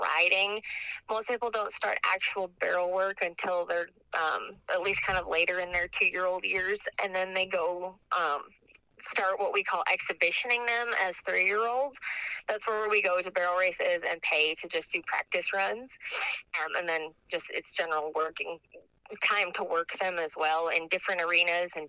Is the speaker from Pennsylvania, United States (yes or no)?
no; Minnesota, United States; moved away; my old circuit because I'm from Minnesota